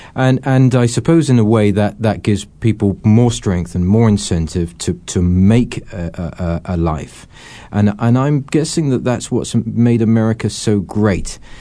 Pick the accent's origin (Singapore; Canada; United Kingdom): United Kingdom; England; moved away as an adult; now in Scottsdale, United States; I grew up in England?